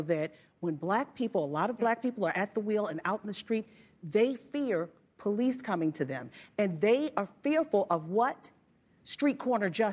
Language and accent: English; Baltimore, Maryland, United States; my hometown of Baltimore